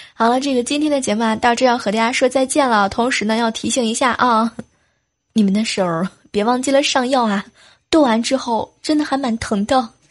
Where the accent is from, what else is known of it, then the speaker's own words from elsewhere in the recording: southern China, China; moved away; 作为一个南方人